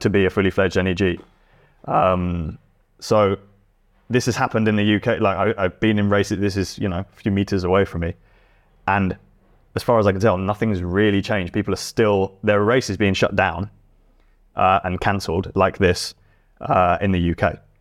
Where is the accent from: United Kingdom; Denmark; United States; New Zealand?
United Kingdom; England; being English